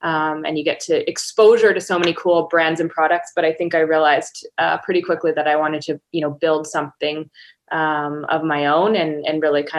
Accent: British Columbia, Canada; So I am Canadian, based in Victoria, BC.

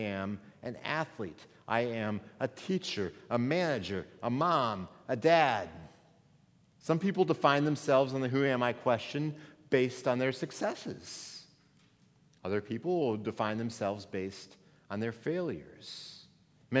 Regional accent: Missouri, United States; moved away as an adult; also born or lived in Minnesota; I moved from Missouri, where I grew up to Minnesota, 8 hours away from my home.

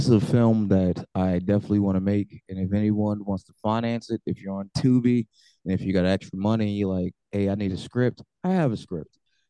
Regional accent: United States; as an American

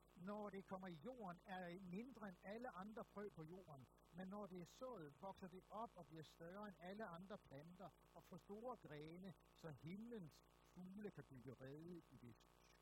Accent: Aarhus, Central Denmark Region, Denmark; jeg er født og opvokset i Aarhus

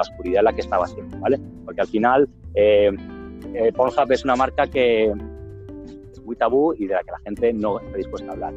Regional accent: Madrid, Community of Madrid, Spain; yo soy de Madrid

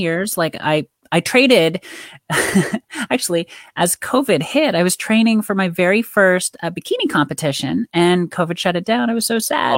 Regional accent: Canada; I grew up in Canada

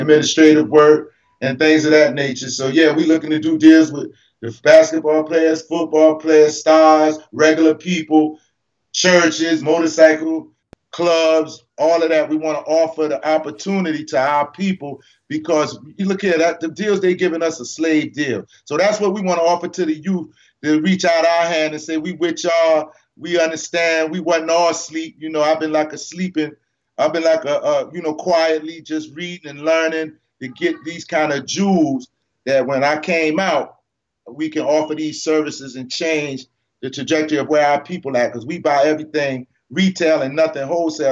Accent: Savannah, Georgia, United States; Savannah. That's my hometown

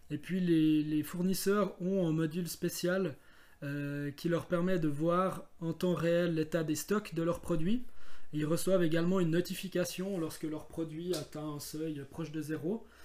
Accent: Bavois, Vaud, Switzerland; Oui effectivement ben, c'est vrai que on vient de Bavois, on a déjà cherché des producteurs qui habitent Bavois ou dans la région.

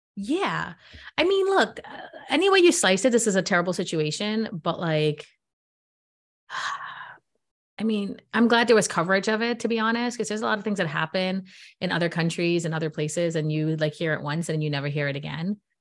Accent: New York, United States; I'm from New York

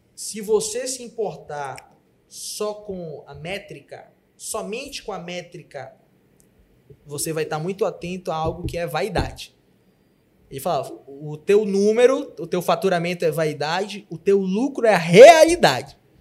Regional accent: Pará, Brazil; Eu, como bom paraense

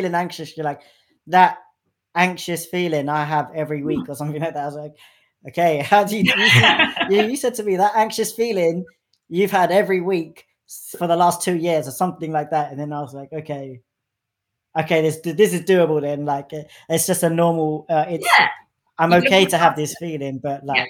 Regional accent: London, United Kingdom; I'm from London, like I grew up in like northwest London

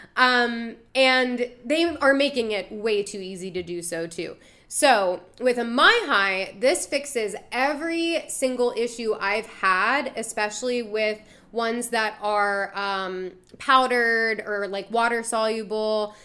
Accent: DMV, DC metropolitan area, United States; It's my hometown. I'm from the D M V.

